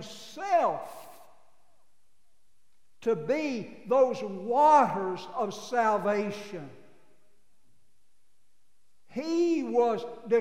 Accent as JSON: {"language": "English", "town": "Abilene", "region": "Texas", "country": "United States", "tie": "born or raised there", "said": "I grew up in Abilene, but I effectively grew up in a cow lot"}